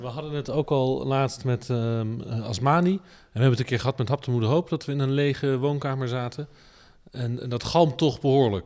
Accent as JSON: {"language": "Dutch", "town": "The Hague", "region": "South Holland", "country": "Netherlands", "said": "dan kom ik uit Den Haag"}